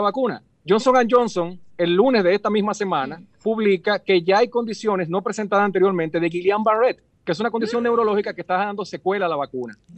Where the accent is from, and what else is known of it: Dominican Republic